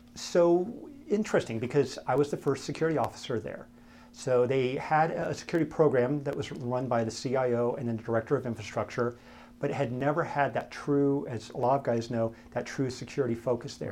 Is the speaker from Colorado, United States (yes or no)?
yes; Denver, Colorado, United States; also born or lived in Camp Lejeune, North Carolina; So predominantly from Denver